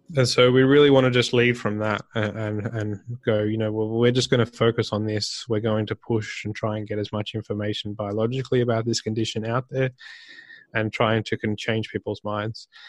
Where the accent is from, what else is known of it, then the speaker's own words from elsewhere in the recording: Australia; I'm Australian